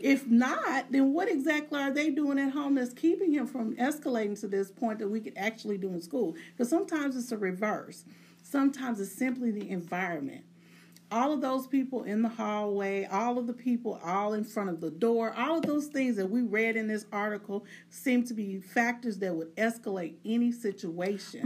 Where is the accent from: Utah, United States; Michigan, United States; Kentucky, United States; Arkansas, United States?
Arkansas, United States; Arkansas Delta, United States; I'm from Arkansas, so there was where I'm from in in the Delta region of the United States. There's nothing but farmers, preachers, and teachers.